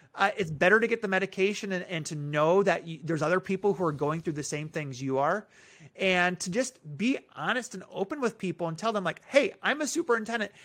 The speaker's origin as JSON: {"language": "English", "town": "Minneapolis", "region": "Minnesota", "country": "United States", "tie": "born or raised there", "moved": "yes", "said": "I was born in Minneapolis."}